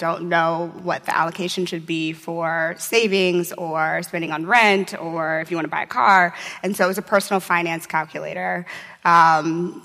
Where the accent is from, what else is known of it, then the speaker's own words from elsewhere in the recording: St. Louis, Missouri, United States; moved away; I'm from St. Louis, Missouri